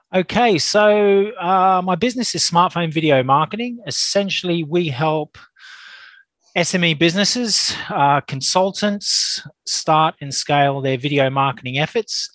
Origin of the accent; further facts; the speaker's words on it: Australia; now in Reigate, United Kingdom; as you can probably tell, I'm an Australian, but I am a UK based Australian, uh, based in Surrey, uh, Reigate, Surrey.